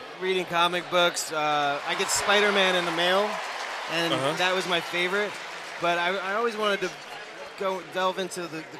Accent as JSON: {"language": "English", "town": "New York City", "region": "New York", "country": "United States", "tie": "born or raised there", "moved": "yes", "lives_now": "Los Angeles, United States", "said": "I grew up in Queens"}